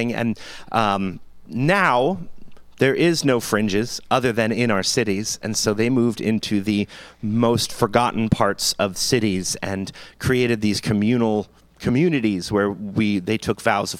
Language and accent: English; New Jersey, United States; now in Pottstown, United States; I'm from Jersey